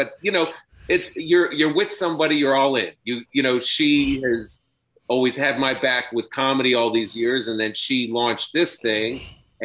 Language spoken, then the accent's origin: English; Washington, District of Columbia, United States; also born or lived in Brooklyn, New York; now in Long Island, United States; D.C. You know, that's where I grew up